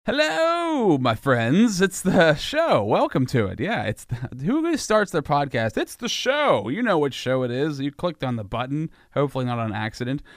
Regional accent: Sinking Valley, Pennsylvania, United States; I grew up in Sinking Valley when I was a kid, and, uh, Sinking Valley was all country land.

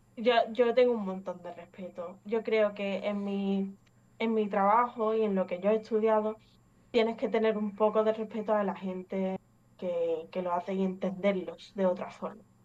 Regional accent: Málaga, Andalusia, Spain; also born or lived in England; Soy inglesa, pero llevo aquí en España toda la vida, básicamente, desde, desde que tengo un año y medio

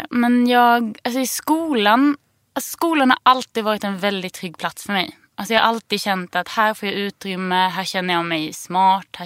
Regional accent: Sölvesborg, Blekinge, Sweden; moved away; also born or lived in Lund / Torna Hällestad; jag bodde ju med min mamma då i Sölvesborg

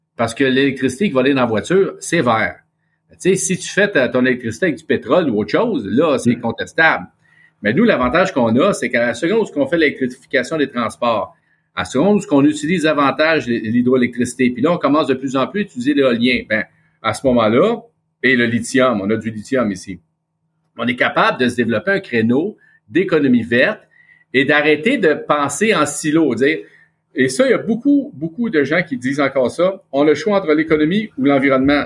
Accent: Quebec, Canada; accent: Québécois

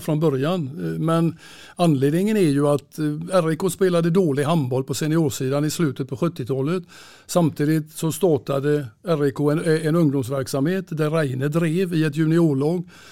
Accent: Gothenburg, Västra Götaland, Sweden; Jag är född i Göteborg och uppväxt i Kortedala

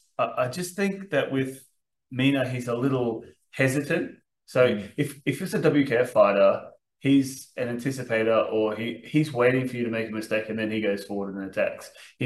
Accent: Brisbane, Queensland, Australia; I am from Brisbane.

